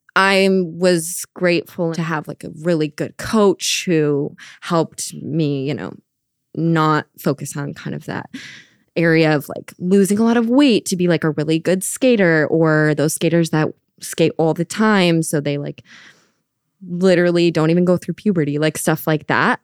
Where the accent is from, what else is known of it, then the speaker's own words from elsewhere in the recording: Minnesota, United States; moved away as an adult; now in Providence, United States; I am originally from Minnesota, and I moved to Providence when I went to college